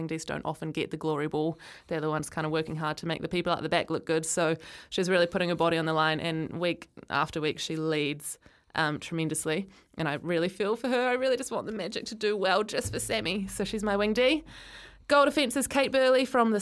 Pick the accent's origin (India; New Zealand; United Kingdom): New Zealand; Christchurch, Canterbury; I was born in Christchurch, so my memories of going to Jade Stadium